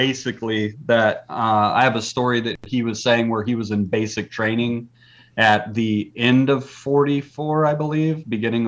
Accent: Texas, United States; Jeff and I are from Texas

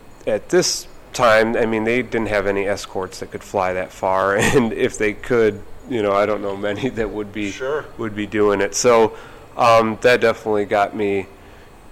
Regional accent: Cleveland, Ohio, United States; moved away; I grew up in Cleveland

